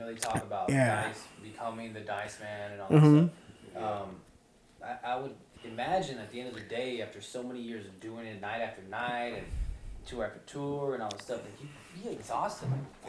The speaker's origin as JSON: {"language": "English", "town": "Cortland", "country": "United States", "tie": "born or raised there", "said": "I grew up in Cortland my whole life."}